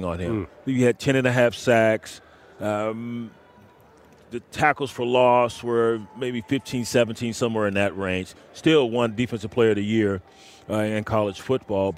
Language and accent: English; Texas, United States; I'm from Texas